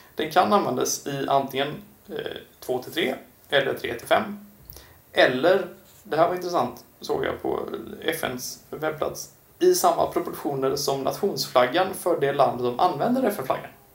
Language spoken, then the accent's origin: Swedish; Kungsbacka, Halland County, Sweden; kommunen jag eh, är eh, född och till och med, eller så är min uppväxt i, Kungsbacka kommun